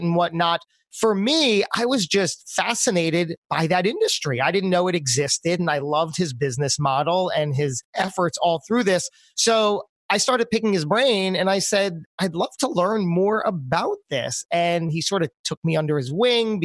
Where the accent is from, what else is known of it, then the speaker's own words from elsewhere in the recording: New Jersey, United States; also born or lived in New York City; my home state of New Jersey